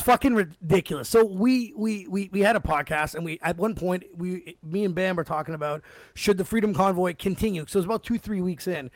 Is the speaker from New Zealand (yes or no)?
no; Canada; as a Canadian